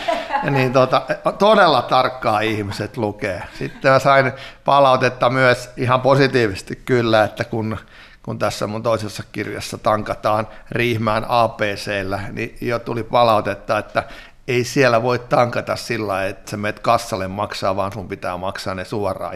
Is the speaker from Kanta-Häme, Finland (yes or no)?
yes; Riihimäki, Kanta-Häme, Finland; olen täältä kotoisin